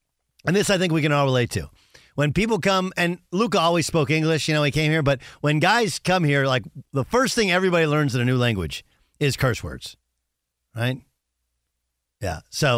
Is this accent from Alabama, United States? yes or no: no; California, United States; Same thing with Spanish growing up in Southern California.